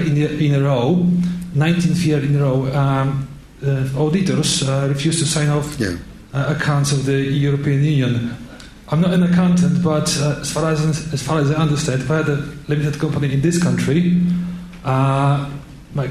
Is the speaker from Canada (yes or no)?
no; Poland; moved away as an adult; now in United Kingdom; I'm Polish myself.